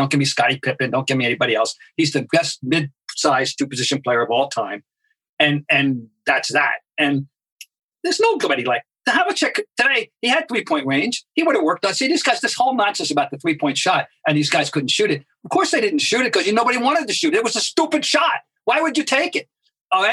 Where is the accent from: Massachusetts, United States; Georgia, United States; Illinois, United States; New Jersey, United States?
Massachusetts, United States; Boston; my hometown, Boston